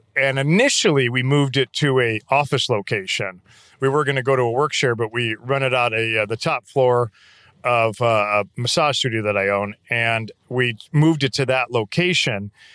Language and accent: English; St. Louis, Missouri, United States; moved away; also born or lived in Denver, Colorado; I grew up in Saint Louis, Missouri. We moved to Denver when I was in high school, then back to Saint Louis for my senior year in high school